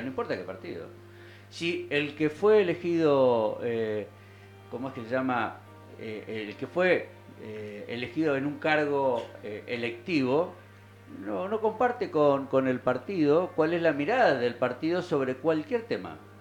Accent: Argentina; somos argentinos

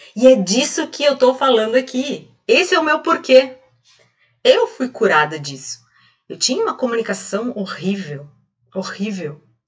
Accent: Rio Grande do Sul, Brazil; Aqui no, no sul, como gaúcha, aqui a gente fala

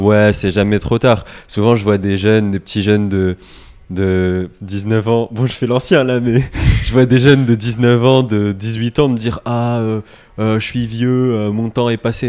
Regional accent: France; on est français

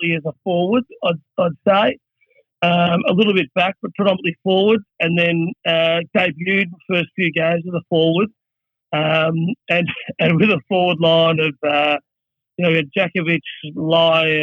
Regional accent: Noble Park, Victoria, Australia; also born or lived in Ulverstone, Tasmania; So I was born up in Ulverston, and then when I was about maybe two or so, I moved back to Victoria. So it was a very, very, very short stint over in Tassie. But then settled around in southeast Victoria, sort of a place called Noble Park near Keysborough, Dandenong, around that area

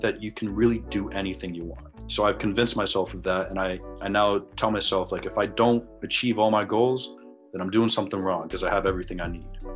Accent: New England, United States; being in New England, it's, at least, uh, the people that I was around, it was very, very white

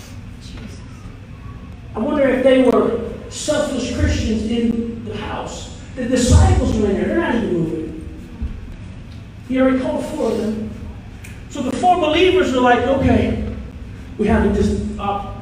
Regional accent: United States; moved away as an adult; now in New York, United States; I'm born and raised in Sumter County, so it's been a long time

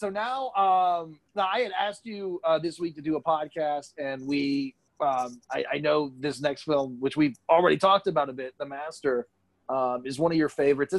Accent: Calhoun, Georgia, United States; also born or lived in Dalton, Georgia; I grew up in Calhoun for a while. Like, that's where I spent all my high school years and middle school years

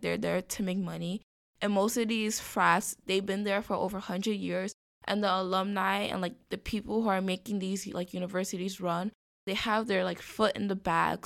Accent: New York City, New York, United States; moved away as an adult; also born or lived in Ithaca, New York; born and raised in the Bronx, elementary, middle, and high school in the Bronx.

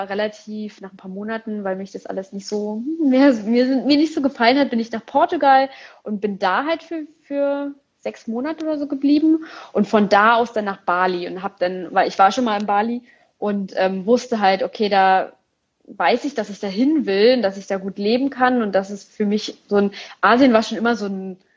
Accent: Berlin, Germany; aber in Berlin, ich komme aus Berlin

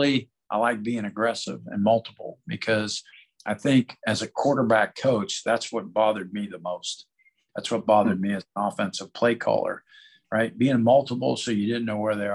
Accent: Youngstown, Ohio, United States; moved away; I started out as a defensive coach growing up in Youngstown, Ohio. So went to Cardinal Mooney High School

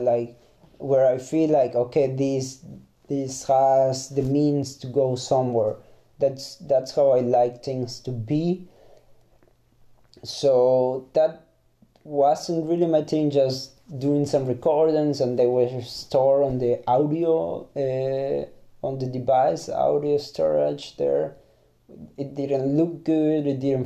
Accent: Ecuador; first language Spanish; English is a second language; moved away as an adult; now in Germany; I'm from Ecuador. I speak Spanish as a mother tongue

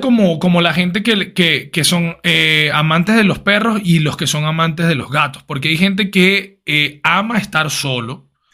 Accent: Caracas, Capital District, Venezuela; nosotros que nos criamos en Venezuela, en Caracas, los colegios son católicos

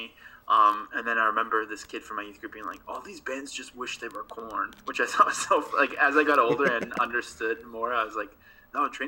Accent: Abbotsford, British Columbia, Canada; also born or lived in Calgary, Canada; now in Montreal, Canada; the people that I grew up with in Abbotsford

